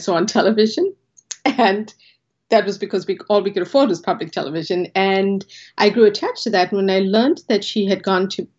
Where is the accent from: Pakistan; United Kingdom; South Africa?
South Africa; moved away as an adult; now in Boston, United States; a large South Asian family growing up in South Africa